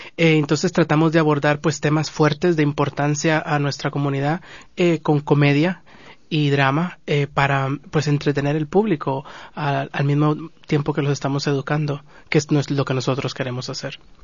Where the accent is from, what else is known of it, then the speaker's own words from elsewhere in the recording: Guatemala; now in Los Angeles, United States; Nosotros como guatemaltecos